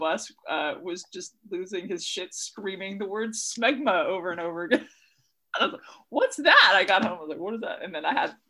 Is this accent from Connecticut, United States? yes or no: no; Fresno, California, United States; also born or lived in Chula Vista, California / Portland, Oregon; now in Los Angeles, United States; So I was born in Fresno, California.